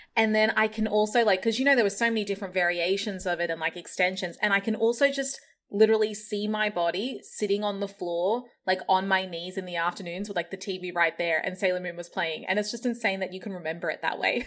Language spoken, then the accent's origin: English; Australia; growing up in Australia